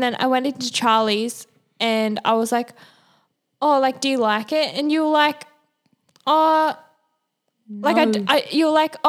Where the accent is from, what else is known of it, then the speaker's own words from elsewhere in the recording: Manly, New South Wales, Australia; I'm from Manly